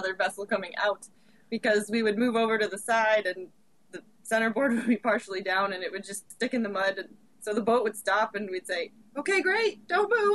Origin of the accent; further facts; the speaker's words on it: Pennsylvania, United States; moved away as an adult; We're from Pennsylvania